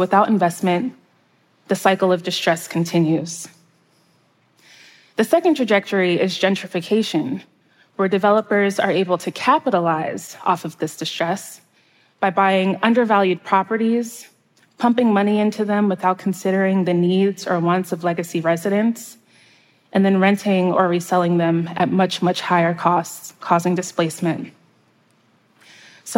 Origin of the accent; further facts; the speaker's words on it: outskirts of New York City, United States; now in Baltimore, United States; my hometown on the outskirts of New York City